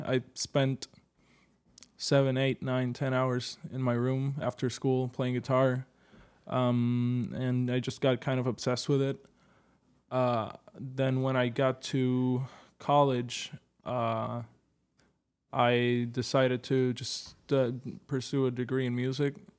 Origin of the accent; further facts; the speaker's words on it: Puerto Rico; now in New York, United States; I'm from Puerto Rico